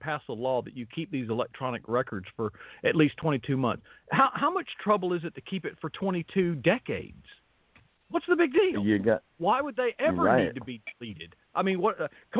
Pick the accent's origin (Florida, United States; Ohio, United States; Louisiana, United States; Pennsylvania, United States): Florida, United States; Yeah, I'm from Florida.